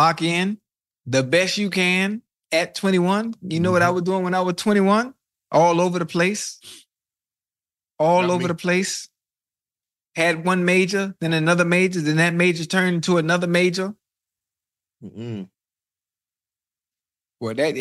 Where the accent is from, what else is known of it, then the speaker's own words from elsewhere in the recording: Miami, Florida, United States; I'm from Dade.